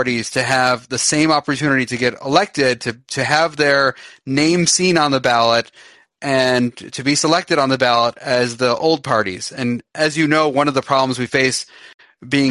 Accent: Michigan, United States; I'm from Michigan

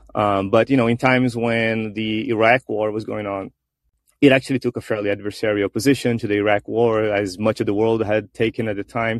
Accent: Brazil; now in United States; here in Brazil, which is my home country. I do reside in the U.S.

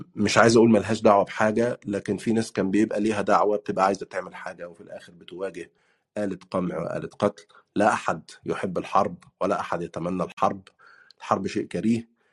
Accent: Egypt; moved away as an adult; also born or lived in Turkey; now in United Kingdom; بتكلم كانسان مصري عاش تجربه اللجوء

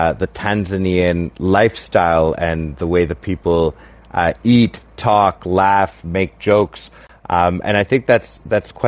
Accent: Canada; myself being Canadian and half Mexican

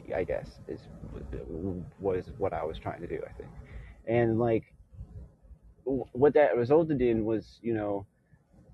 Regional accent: Bay Area, California, United States; also born or lived in Houston, Texas; growing up in Houston and then in the Bay Area

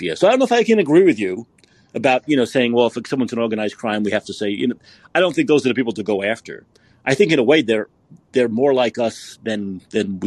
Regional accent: New York City, New York, United States; I'm from Brooklyn

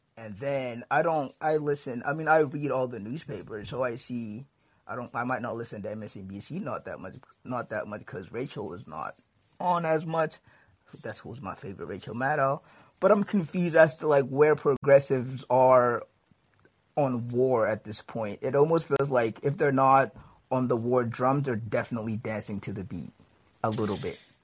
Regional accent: Kentucky, United States; I'm a little socially conservative because I'm from Kentucky

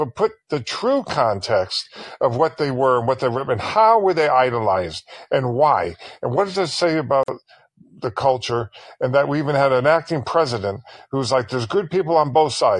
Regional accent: Connecticut, United States; I grew up in Connecticut. I have fond memories of growing up here

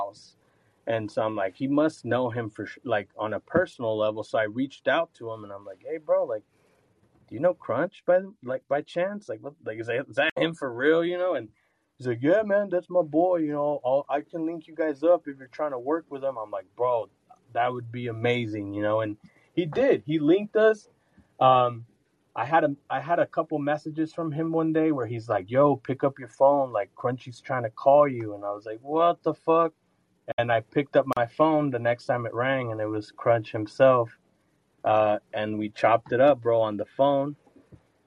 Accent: Ventura County, California, United States; now in Utah, United States; I'm from Ventura County

